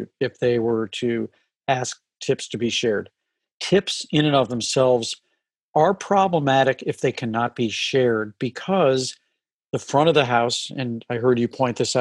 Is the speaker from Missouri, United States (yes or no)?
yes; St. Louis, Missouri, United States; growing up in St. Louis